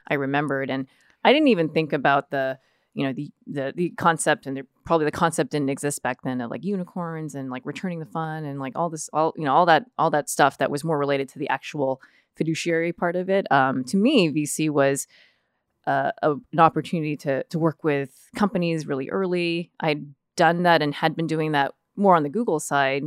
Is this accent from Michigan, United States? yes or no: no; Fremont, California, United States; for the vast majority of my life was was raised here in the the Bay Area.